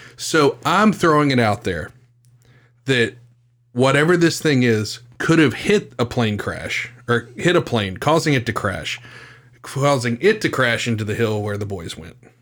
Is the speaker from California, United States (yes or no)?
no; West Virginia, United States; my home state of West Virginia